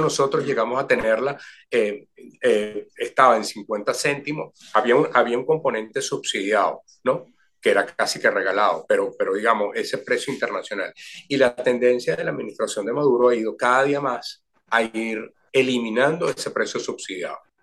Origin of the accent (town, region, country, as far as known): Venezuela